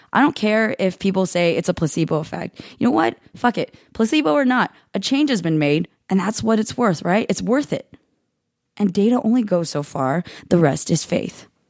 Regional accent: United States; America, you're not even that much better. The land that I love, the soil my yellow roots are planted in, the place that can't decide whether my parents belong in it or not

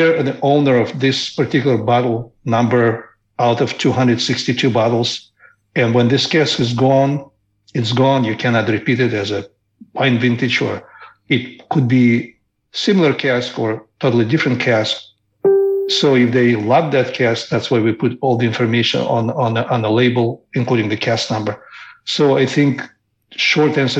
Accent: Moldova; moved away; I come from a very small country that used to be part of Soviet Union called Moldova

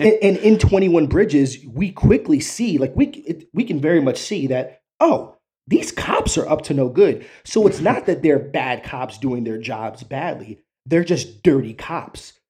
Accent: New York, United States; I grew up in New York, uh, you know, around the early 90s

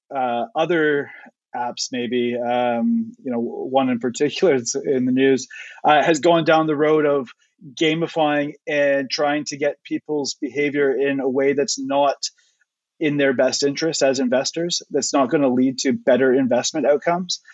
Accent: Canada; now in United Kingdom; I'm not actually from the UK. I'm from Canada

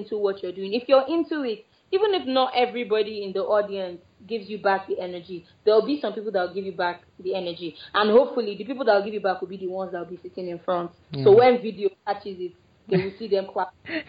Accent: Lagos, Nigeria; born there; now in Abuja, Nigeria; Which is actually funny because I was born in Lagos. I'm a Lagosian by birth.

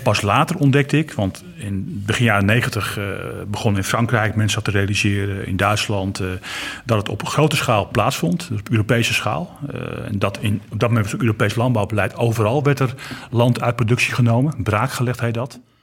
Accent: Kop van Noord-Holland, North Holland, Netherlands; ik kom aan de kop van het Holland. Dus ik heb geen Groningse taal

